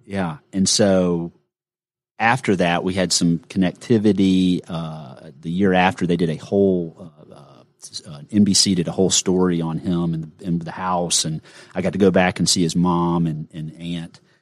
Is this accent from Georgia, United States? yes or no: yes; Gainesville, Georgia, United States; I grew up in Gainesville, Georgia